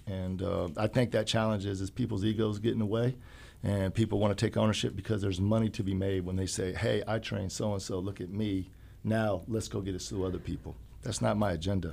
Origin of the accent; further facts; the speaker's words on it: Urbana, Illinois, United States; growing up in Urbana